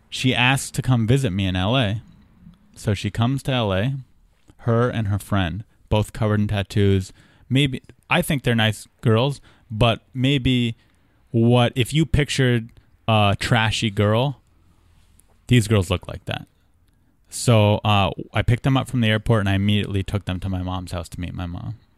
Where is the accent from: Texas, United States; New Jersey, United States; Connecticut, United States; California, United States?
California, United States; Southern; we're both from Southern California